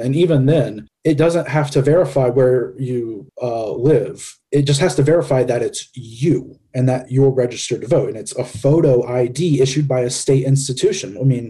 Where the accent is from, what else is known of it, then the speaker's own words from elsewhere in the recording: Tennessee, United States; We're all from Tennessee. Here's a great example about Tennessee.